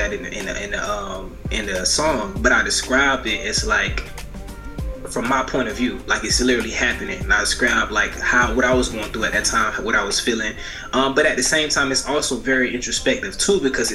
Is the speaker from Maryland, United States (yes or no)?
no; Marianna, Florida, United States; I'm from Marianna, Florida